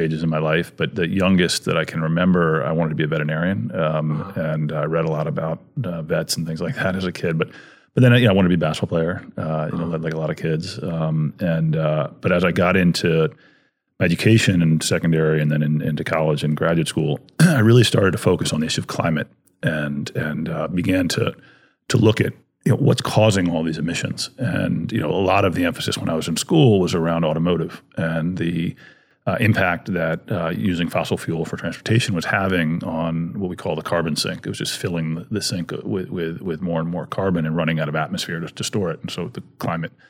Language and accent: English; DC and Maryland, United States; also born or lived in Washington, D.C.; I grew up back east in DC and in Maryland